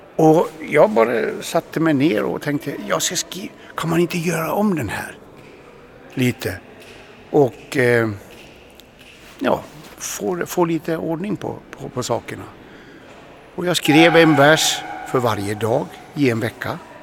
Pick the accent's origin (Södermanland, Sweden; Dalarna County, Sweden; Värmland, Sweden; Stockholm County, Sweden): Dalarna County, Sweden; moved away as an adult; also born or lived in Katrineholm; Jag växte upp i Dalarna på 1956